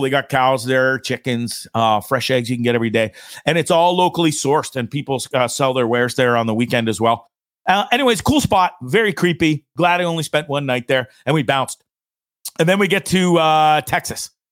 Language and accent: English; Orillia, Ontario, Canada; moved away as an adult; I'm Canadian. Sold my house in Canada, in Aurelia, Ontario